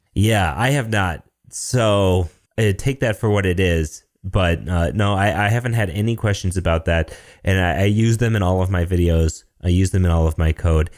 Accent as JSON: {"language": "English", "region": "Michigan", "country": "United States", "said": "I'm from Michigan. I'm from Michigan"}